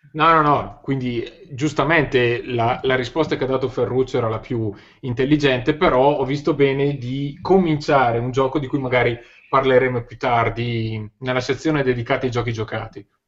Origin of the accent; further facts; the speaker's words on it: Cremona, Lombardy, Italy; sono nato a Cremona nel 1981